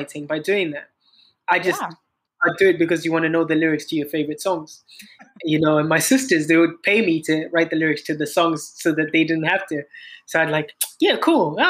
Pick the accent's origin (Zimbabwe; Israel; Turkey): Zimbabwe; moved away as an adult; also born or lived in South Africa; I'm a singer-songwriter from Zimbabwe. Born and raised in Zimbabwe, pretty much.